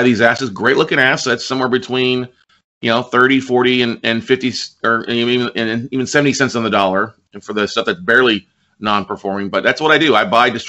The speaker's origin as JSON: {"language": "English", "town": "Ingleside", "region": "Texas", "country": "United States", "tie": "born or raised there", "also_born_or_lived": "San Marcos, Texas / Austin, Texas", "moved": "as an adult", "said": "I grew up in the South Texas, a little small town called Ingleside, down by Corpus Christi"}